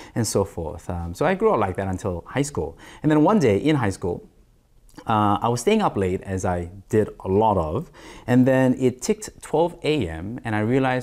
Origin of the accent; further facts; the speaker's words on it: Australia; Growing up in Australia during my adolescence and then my teens, I didn't have a room to call my own